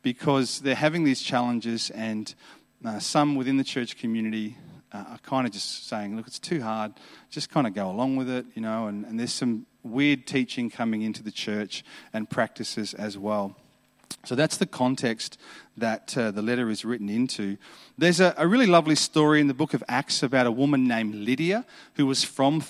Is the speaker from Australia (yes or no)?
yes; Adelaide, South Australia, Australia; I'm from Adelaide, so Adelaide's a beautiful city.